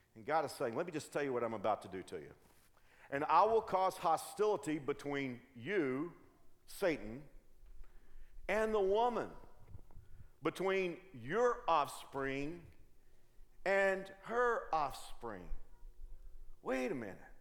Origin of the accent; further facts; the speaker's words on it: Dallas, Texas, United States; I grew up in the Dallas Fort Worth area